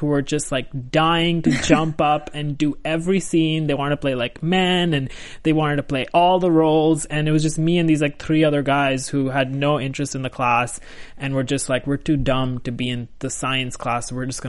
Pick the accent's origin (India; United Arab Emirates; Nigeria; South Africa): India; New Delhi, Delhi; moved away as an adult; now in United States; I was born in India, New Delhi. Shocking. Shocking. How did I survive? I lived there for 18 years.